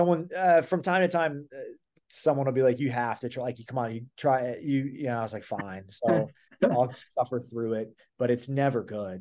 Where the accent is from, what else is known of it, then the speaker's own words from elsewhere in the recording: Midwest, United States; I'm from the Midwest